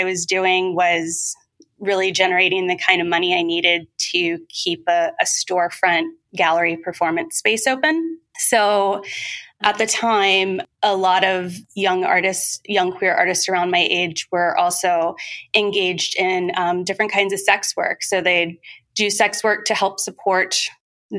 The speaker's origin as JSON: {"language": "English", "region": "Southern Ohio", "country": "United States", "tie": "born or raised there", "also_born_or_lived": "San Francisco", "moved": "as an adult", "said": "I grew up in Southern Ohio in a very conservative area."}